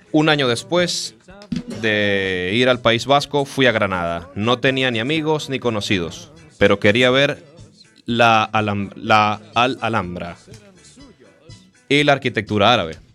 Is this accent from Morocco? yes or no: yes; Morocco; Spanish is a second language; now in Spain; soy marroquí y hoy os voy a hablar sobre los lugares que conozco de España. Entré en España en el año 1970.